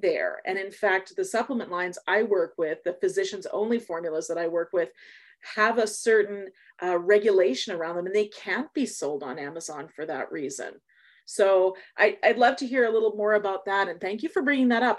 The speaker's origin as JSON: {"language": "English", "country": "Canada", "said": "we're Canadian"}